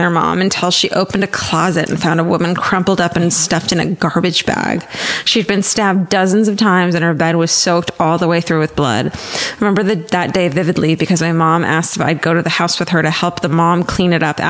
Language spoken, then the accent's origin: English; Wellington, Ohio, United States; When I was in college, this kid from my hometown in Wellington, Ohio